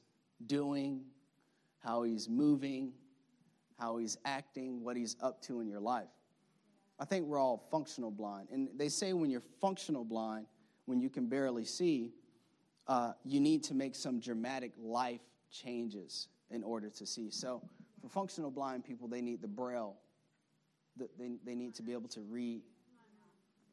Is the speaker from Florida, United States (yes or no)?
yes; Florida, United States; now in Maryland, United States; I know we live in liberal Maryland. We're from Florida